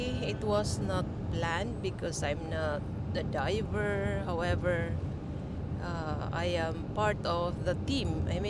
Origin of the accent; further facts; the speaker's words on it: Philippines; now in Albania; from the Philippines.